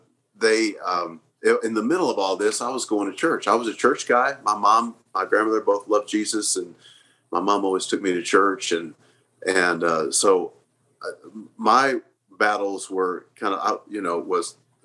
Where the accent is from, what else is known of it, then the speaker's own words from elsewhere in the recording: Oklahoma City, Oklahoma, United States; I grew up here in Oklahoma City.